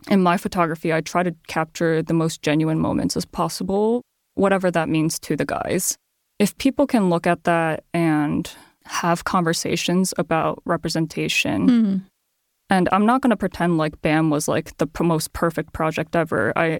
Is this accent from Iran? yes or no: no; Japan; now in United States; And I come from Japan, right?